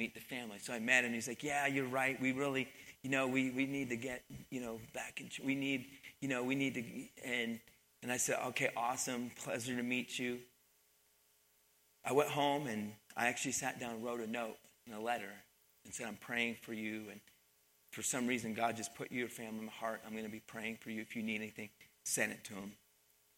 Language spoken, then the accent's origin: English; Pennsylvania, United States; moved away as an adult; also born or lived in Missouri; I grew up in Pennsylvania